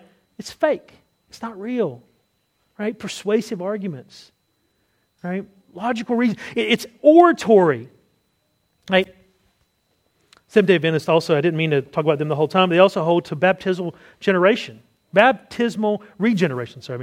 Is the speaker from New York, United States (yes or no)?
no; North Carolina, United States; accent: Southern; moved away; my home state of North Carolina